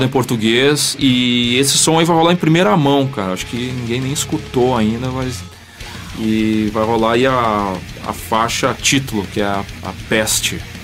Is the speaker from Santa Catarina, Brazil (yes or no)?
no; Ijuí, Rio Grande do Sul, Brazil; born or raised there; also born or lived in Porto Alegre, Brazil; now in São Paulo, Brazil